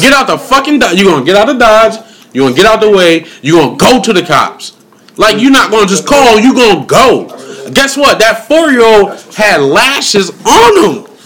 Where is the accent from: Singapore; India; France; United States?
United States; Springfield, Massachusetts; moved away; I'm from Springfield, Massachusetts, birthplace of basketball